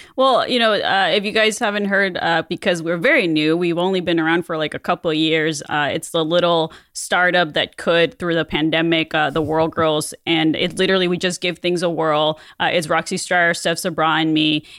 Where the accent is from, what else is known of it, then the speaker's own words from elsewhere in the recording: Mexico; moved away; as a kid growing up in Mexico